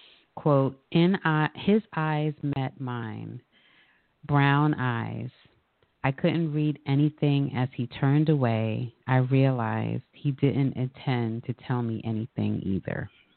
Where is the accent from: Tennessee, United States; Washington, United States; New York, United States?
New York, United States; I'm a native New Yorker because I was born in New York.